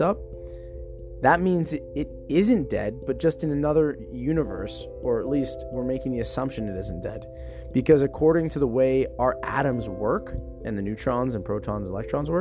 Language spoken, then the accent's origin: English; Canada; I identify as a Canadian who's in the fitness industry